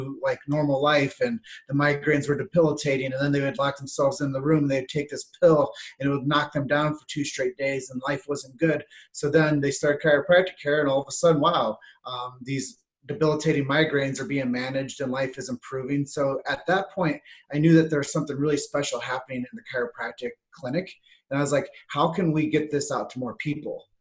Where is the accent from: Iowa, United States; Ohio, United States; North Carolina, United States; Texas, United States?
Iowa, United States; Davenport; my hometown, which is Davenport, Iowa